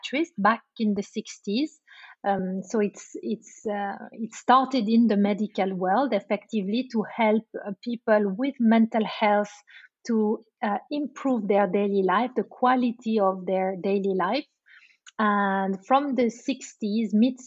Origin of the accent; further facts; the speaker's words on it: Switzerland; moved away as an adult; now in London, United Kingdom; I'm originally from Switzerland, and I live in London-based since 10 years.